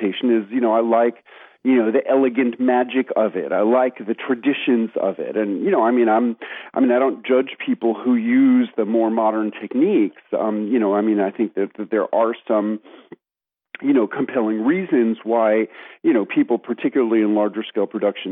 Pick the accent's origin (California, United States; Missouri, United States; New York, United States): New York, United States; New York City; moved away as an adult; now in Tennessee, United States; I grew up in New York City. I spent the first 30 years of my life there.